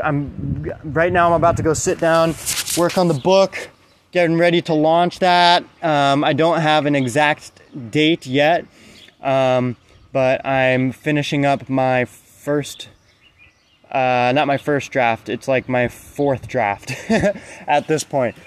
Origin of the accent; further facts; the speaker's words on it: United States; I grew up in America with you know divorced parents